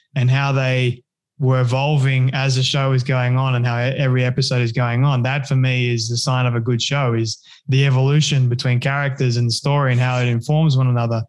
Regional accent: Australia; I'm I'm Aussie

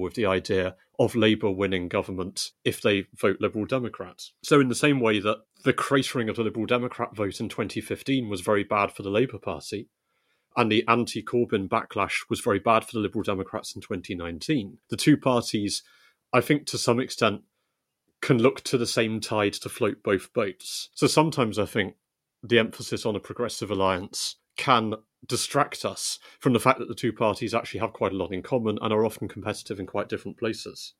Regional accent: West Country, South West England, United Kingdom; I grew up in the West Country

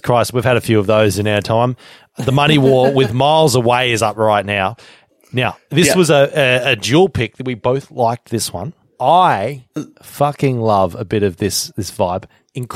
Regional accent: Australia; I am Australian

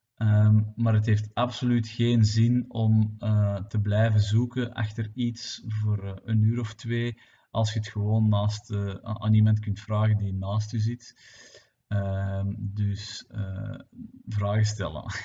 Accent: Belgium; het gefragmenteerde België dat we zijn

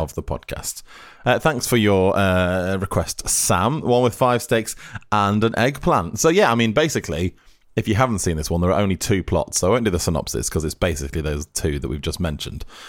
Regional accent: Lancashire, North West England, United Kingdom; I'm from Lancashire

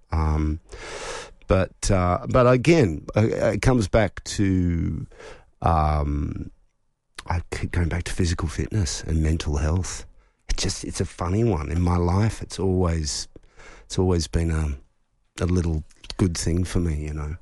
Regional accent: Melbourne, Victoria, Australia; growing up in Melbourne

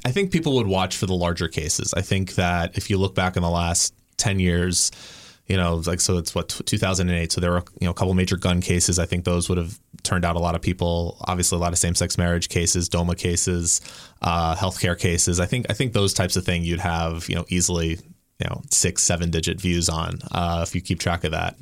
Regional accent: the South, United States; I grew up in the South

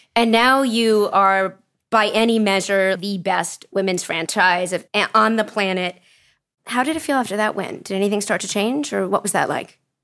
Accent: Pennsylvania, United States; When I was growing up in Pennsylvania, I had to play on a boys' team

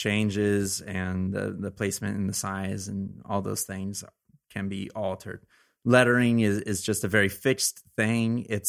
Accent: Arroyo Grande, California, United States; Arroyo Grande, California. It's okay. Like, right by San Luis Obispo, which is a little bit north of Santa Barbara, the central coast of California, which is a great area to be a kid.

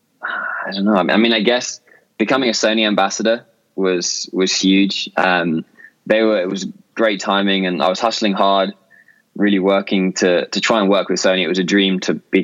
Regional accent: Brighton, South East England, United Kingdom; also born or lived in Canada / United States; I grew up near Brighton in the south coast of England. And I was here till I was 17.

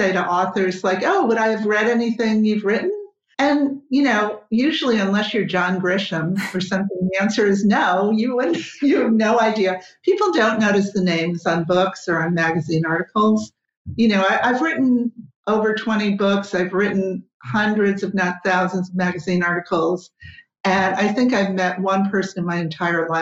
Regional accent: New Jersey, United States; now in Los Angeles, United States; I'm from New Jersey, and New Jersey is basically the opposite

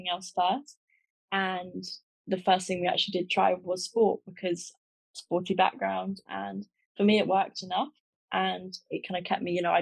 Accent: Buckinghamshire, South East England, United Kingdom; I'm from England, Buckinghamshire, and I've grown up kind of a very outdoorsy life

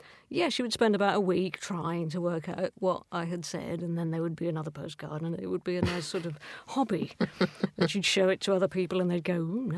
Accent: Scotland, United Kingdom

